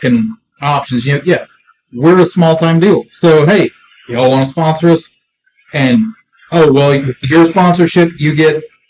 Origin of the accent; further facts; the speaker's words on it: Alabama, United States; I'm the one from Alabama